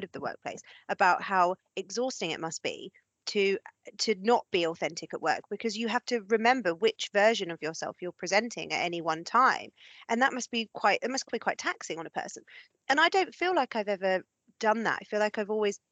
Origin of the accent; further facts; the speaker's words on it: England, United Kingdom; I'm an English white woman